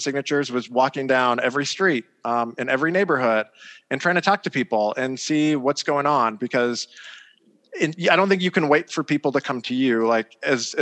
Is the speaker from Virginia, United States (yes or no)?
no; O'Fallon, Illinois, United States; moved away as an adult; now in Bloomington, United States; originally I'm from the St. Louis area. I grew up in O'Fallon, Illinois.